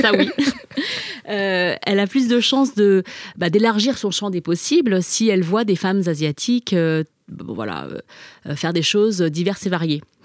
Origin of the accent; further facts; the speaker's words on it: France; first language Chinese; French is a second language; je suis née en France, j'ai grandi en France